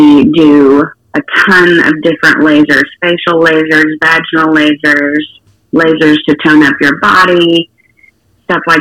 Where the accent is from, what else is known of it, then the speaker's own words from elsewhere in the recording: Ardmore, Oklahoma, United States; I hail all the way from Ardmore, Oklahoma.